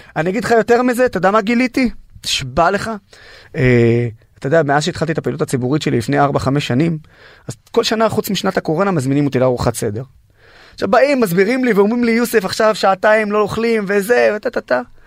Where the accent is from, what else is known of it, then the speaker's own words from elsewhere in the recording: Nazareth, Northern District, Israel; also born or lived in Haifa; נולדתי בחיפה, שזו העיר המעורבת הכי גדולה בארץ. וגדלתי בנצרת, שזו העיר הערבית הכי גדולה בארץ